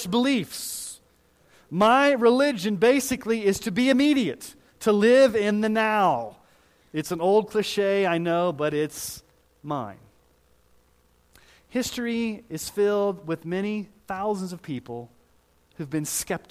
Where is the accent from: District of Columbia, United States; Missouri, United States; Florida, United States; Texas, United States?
Missouri, United States; I was born in Missouri